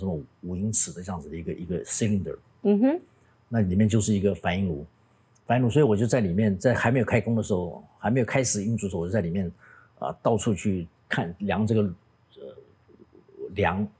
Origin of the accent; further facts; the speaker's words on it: Taiwan; 我们应该要告诉全世界的人，我们台湾人的利益在什么地方？